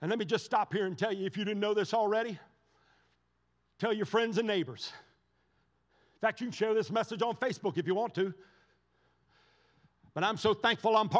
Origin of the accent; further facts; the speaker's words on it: United States; I am first a Christian. I am second an American.